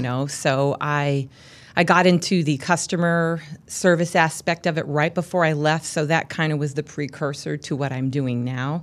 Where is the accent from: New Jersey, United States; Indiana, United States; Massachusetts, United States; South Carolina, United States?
South Carolina, United States; Charleston; now in Illinois, United States; I grew up in Charleston, South Carolina